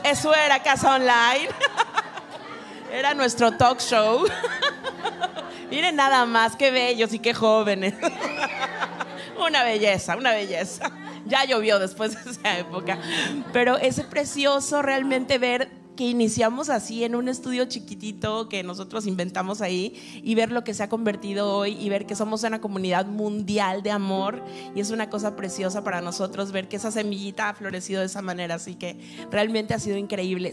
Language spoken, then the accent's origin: Spanish; Mexico City, Mexico; moved away as an adult; now in Miami, United States; yo soy mexicana, soy de la Ciudad de México